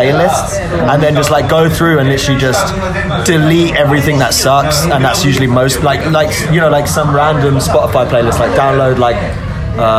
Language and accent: English; United Kingdom; as like a British person